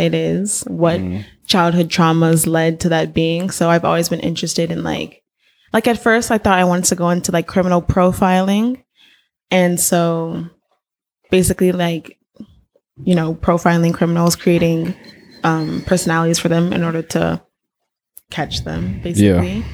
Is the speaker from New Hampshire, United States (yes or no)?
no; Inglewood, California, United States; moved away as an adult; now in San Francisco, United States; I am born and raised in Los Angeles, Inglewood, California